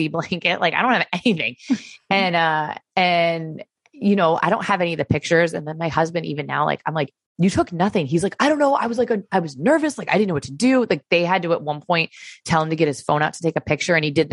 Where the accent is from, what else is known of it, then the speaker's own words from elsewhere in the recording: Florida, United States; moved away; also born or lived in Connecticut; I'm originally from Florida